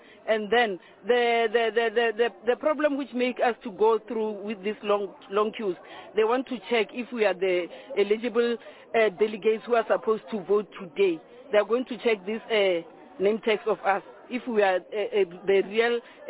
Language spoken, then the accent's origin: English; Mpumalanga, South Africa; I'm from Mpumalanga, Dr. J.S. Muroga, Ward 15, Masabane Branch.